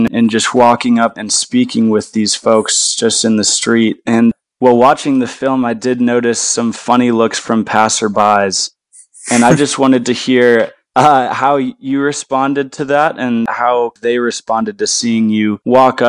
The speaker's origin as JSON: {"language": "English", "town": "Seattle", "region": "Washington", "country": "United States", "tie": "born or raised there", "said": "I grew up in Seattle"}